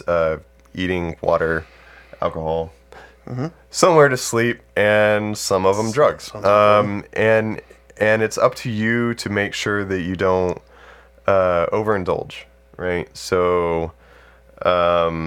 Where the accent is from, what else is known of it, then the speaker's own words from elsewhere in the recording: Texas, United States; I grew up in Texas.